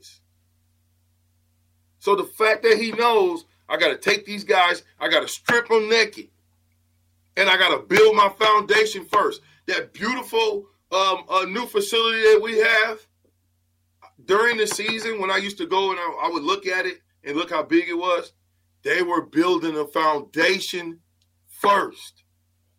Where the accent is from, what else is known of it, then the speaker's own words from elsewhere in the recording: Omaha, Nebraska, United States; when I came in from Omaha South High